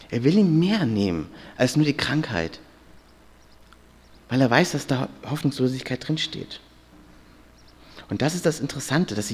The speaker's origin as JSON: {"language": "German", "region": "Hamburg", "country": "Germany", "said": "Ich, war, ich bin ja aus Hamburg und war mit fünf Freunden ja hier wandern, äh, mal als Pfadfinder."}